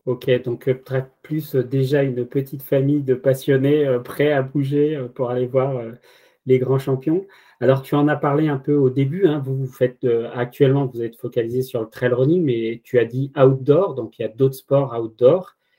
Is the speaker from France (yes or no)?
yes; France; je suis français